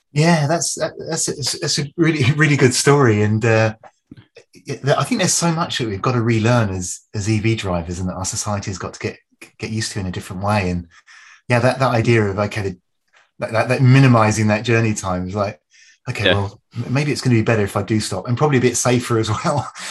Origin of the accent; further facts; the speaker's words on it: United Kingdom; moved away as an adult; now in Canada; I'm British by birth, but I'm a I've, you know, I've lived in very happily and, and proud Canadian now for 14 years